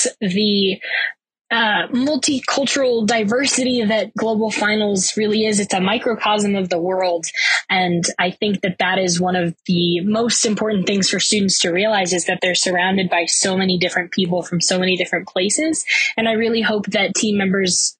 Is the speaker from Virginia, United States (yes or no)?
yes; Virginia Beach, Virginia, United States; I'm from Virginia Beach, Virginia